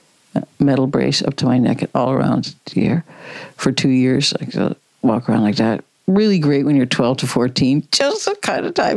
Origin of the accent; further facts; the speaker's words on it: Midwest, United States; I grew up in the Midwest in the United States